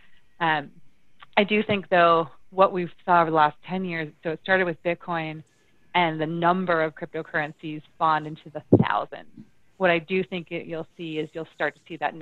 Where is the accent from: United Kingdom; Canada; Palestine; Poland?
Canada; Ontario; moved away as an adult; also born or lived in Toronto; now in Calgary, Canada; I do sit in Alberta, and I am from Ontario.